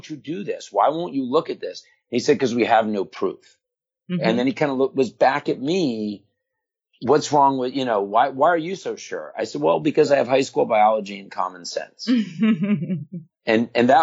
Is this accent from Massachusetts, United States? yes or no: no; Florida, United States; also born or lived in New York; when I was 9, 10 years old, and we moved to Florida from New York